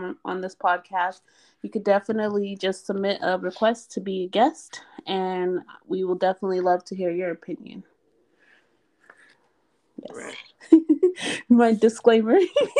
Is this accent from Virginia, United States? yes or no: no; Reno, Nevada, United States; moved away as an adult; also born or lived in Baltimore; I'm from Reno. Nothing happened in Reno. Reno is very quiet. Well, it used to be back in the 80s and 90s when I was growing up